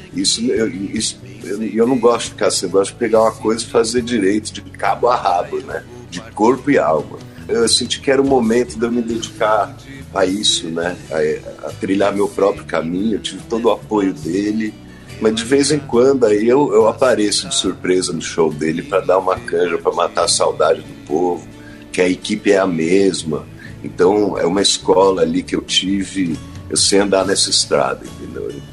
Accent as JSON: {"language": "Portuguese", "area": "Serra da Cantareira", "region": "São Paulo", "country": "Brazil", "tie": "born or raised there", "said": "Tô confinado aqui na Serra da Cantareira, na casa onde eu cresci."}